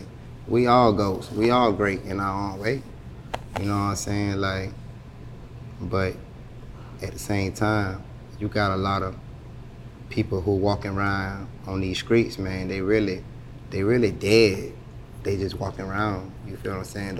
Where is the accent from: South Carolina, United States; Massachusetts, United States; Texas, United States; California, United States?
South Carolina, United States; Allendale; also born or lived in Columbia, South Carolina / Charleston, South Carolina / Hilton Head Island, South Carolina; where I'm from. I'm from Allendale